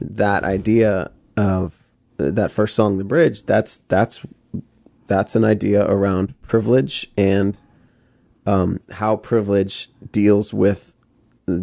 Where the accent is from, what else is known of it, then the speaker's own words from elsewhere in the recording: outside Boston, Massachusetts, United States; I was born outside Boston.